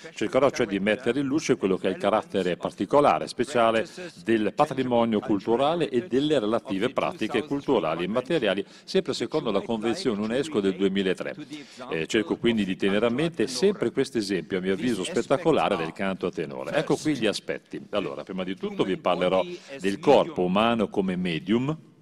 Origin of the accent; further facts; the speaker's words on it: Germany; Germania, beh, il mio paese